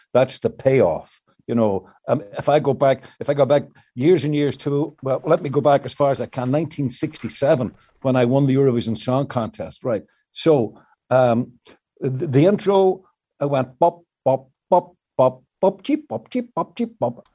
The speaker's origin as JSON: {"language": "English", "region": "Northern Ireland", "country": "United Kingdom", "tie": "born or raised there", "moved": "yes", "said": "the situation in the north of Ireland, and particularly in my hometown"}